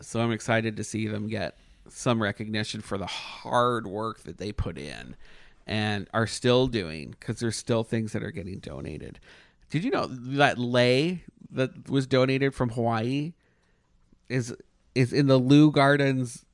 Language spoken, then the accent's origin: English; Canada; moved away; I'm Canadian